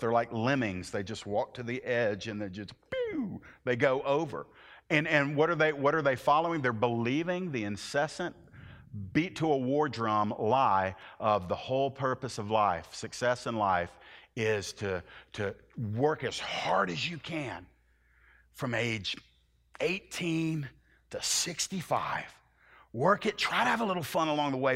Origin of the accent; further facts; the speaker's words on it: the American South, United States; a little Southern Irish background guy